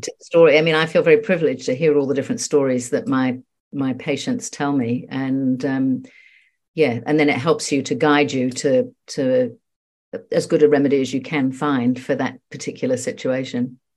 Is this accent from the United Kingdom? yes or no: yes; England, United Kingdom; moved away as an adult; now in New Zealand; I'm actually English, and I've lived in New Zealand for thirty-six years, but I come back very regularly. My mother lives here, and I've got loads of, of friends still, um, all my old school friends.